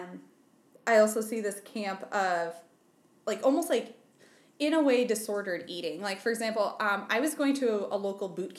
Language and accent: English; Southwest Iowa, United States; moved away; I'm from Southwest Iowa.